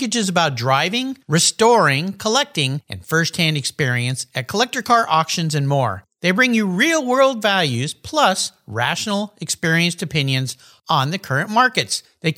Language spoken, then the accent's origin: English; San Diego, California, United States; I grew up down in Southern California, the San Diego area. I was a long-haired surf kid back when I had hair.